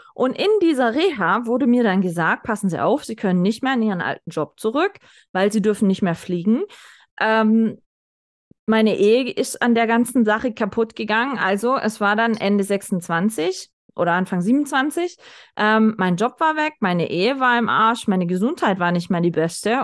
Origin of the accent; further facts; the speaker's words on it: the South, Southern Germany, Germany; Bei uns im Süden